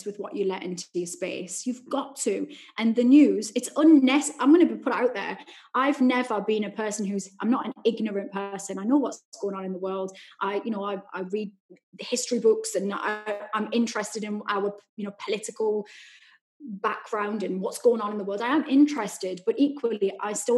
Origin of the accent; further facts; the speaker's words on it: Newcastle upon Tyne, North East England, United Kingdom; that was my childhood growing up in Newcastle.